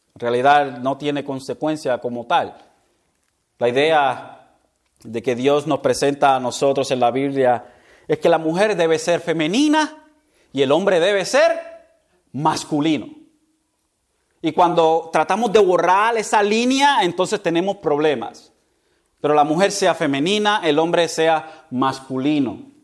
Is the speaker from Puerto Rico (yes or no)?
yes; Puerto Rico; nosotros como puertorriqueños